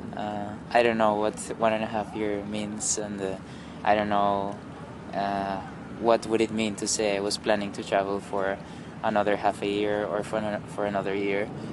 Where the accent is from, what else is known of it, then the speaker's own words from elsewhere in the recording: Bogota, Colombia; my hometown of Bogota